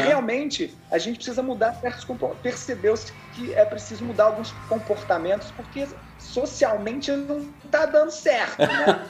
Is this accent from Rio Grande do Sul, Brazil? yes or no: no; interior of São Paulo, Brazil; Eu sou lá do interior de São Paulo